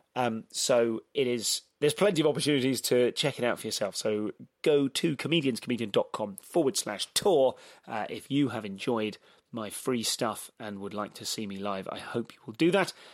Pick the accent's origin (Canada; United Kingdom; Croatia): United Kingdom; England; I'm so English